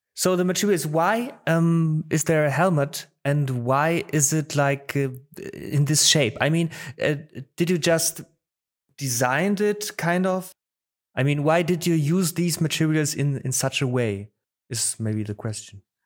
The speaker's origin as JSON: {"language": "English", "town": "Baden-Baden", "region": "Baden-Württemberg", "country": "Germany", "tie": "born or raised there", "also_born_or_lived": "Poland", "said": "was raised here in, in the near of Baden-Baden, you know, Baden-Baden, uh, uh, it's in the Southwest and, but I was born in Poland."}